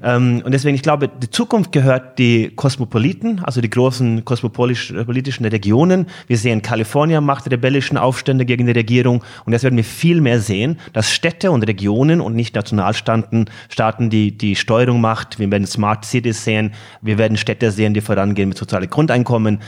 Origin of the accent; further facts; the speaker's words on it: Norway; German is a second language; moved away; gebürtiger Norweger